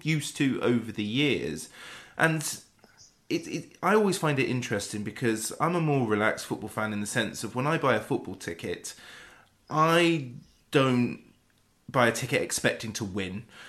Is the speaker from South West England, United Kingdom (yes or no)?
yes; West Wiltshire, South West England, United Kingdom; I'm I'm from West Wiltshire